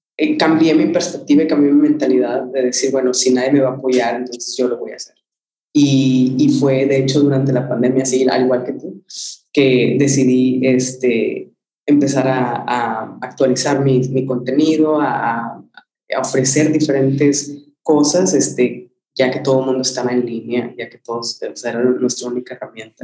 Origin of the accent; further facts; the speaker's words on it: Mexico; moved away as an adult; also born or lived in Monterrey; now in London, United Kingdom; como cualquier latino y mexicano